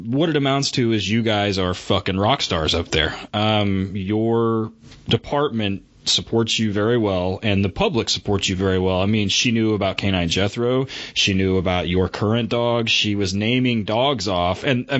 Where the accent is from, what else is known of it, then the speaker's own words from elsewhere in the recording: Oklahoma, United States; we're from Oklahoma.